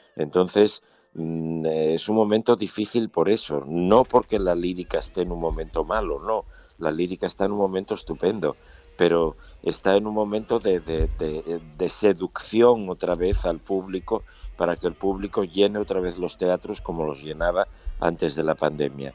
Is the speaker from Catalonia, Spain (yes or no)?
no; Asturias, Spain; Yo soy asturiano